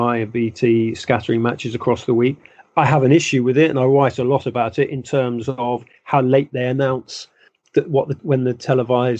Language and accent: English; London, United Kingdom; I grew up quite near Wembley.